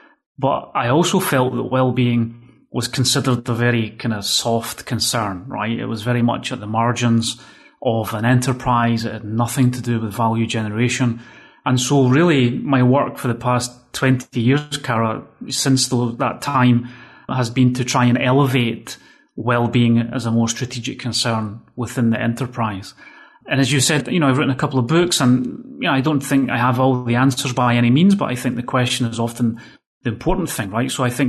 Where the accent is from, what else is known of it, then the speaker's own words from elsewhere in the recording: Scotland, United Kingdom; accent: Scottish; now in Spain; that's since 2003, actually, I've been living in Spain. And as you can hear, I've completely lost all my Scottish accent, right?